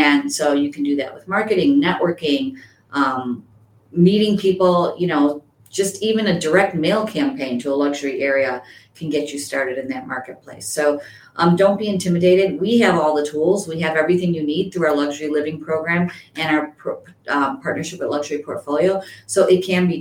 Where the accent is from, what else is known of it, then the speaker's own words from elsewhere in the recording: Addison, Illinois, United States; now in Chicago, United States; I grew up in Addison, which most people don't know, which is not a luxury market. I moved to Chicago